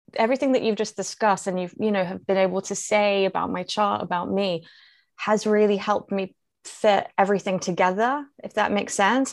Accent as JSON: {"language": "English", "region": "London", "country": "United Kingdom", "tie": "born or raised there", "said": "I grew up, I, in central London"}